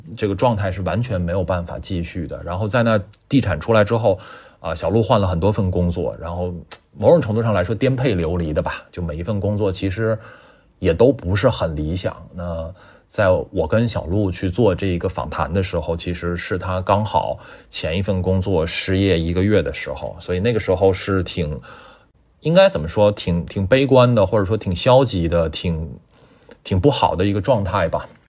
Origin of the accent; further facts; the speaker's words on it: Tianjin, China; Amber 是我的天津老乡啊，呃，我们都是天津人